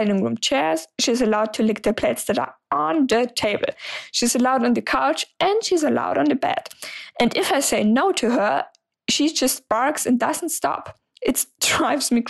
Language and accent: English; Germany; English is a second language; I'm 26 years old and I'm from Germany, so sorry for the accent.